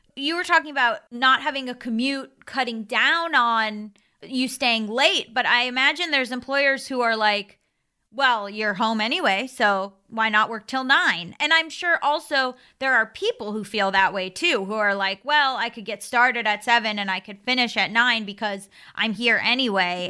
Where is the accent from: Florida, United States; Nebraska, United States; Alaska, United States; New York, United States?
Florida, United States; I'm from Florida